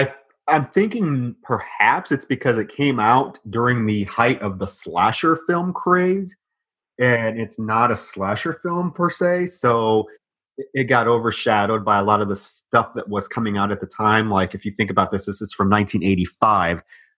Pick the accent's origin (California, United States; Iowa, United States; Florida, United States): Iowa, United States; moved away; I'm from Iowa. I'm really used to the cold